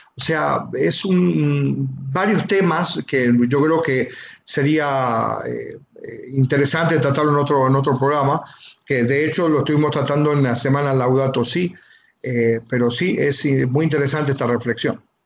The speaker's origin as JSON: {"language": "Spanish", "country": "Argentina", "tie": "born or raised there", "moved": "yes", "lives_now": "Almería, Spain", "said": "soy de Argentina, soy natural de Argentina"}